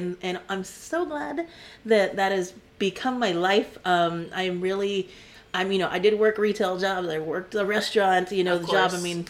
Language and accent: English; Corpus Christi, Texas, United States; Yes. I'm from Corpus Christi. I graduated from Ray High School